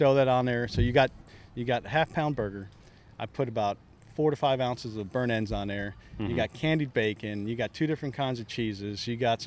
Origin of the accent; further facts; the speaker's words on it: Palm Coast, Florida, United States; Growing up in Little Palm Coast, known as the old retirement community